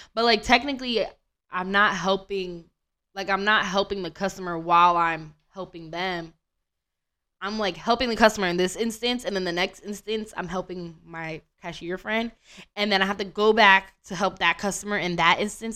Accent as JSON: {"language": "English", "country": "United States", "said": "I'm American"}